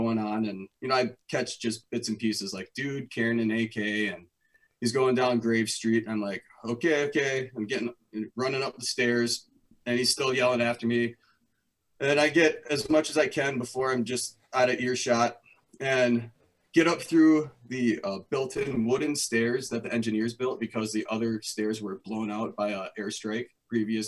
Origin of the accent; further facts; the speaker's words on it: Wisconsin, United States; moved back to my hometown of Wisconsin